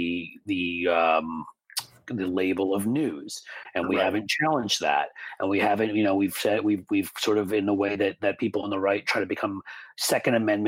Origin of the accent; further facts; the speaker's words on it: United States; as an American